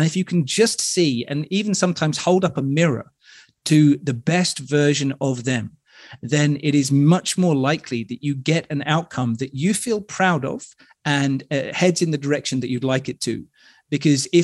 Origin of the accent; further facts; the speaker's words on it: United Kingdom; I'm British